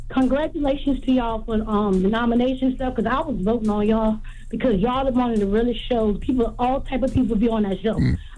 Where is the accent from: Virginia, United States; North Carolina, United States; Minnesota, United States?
Virginia, United States; And I'm from Virginia.